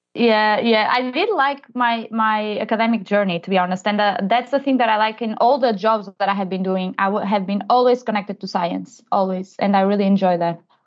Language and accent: English; Portugal; moved away as an adult; also born or lived in London, United Kingdom; I'm originally from Portugal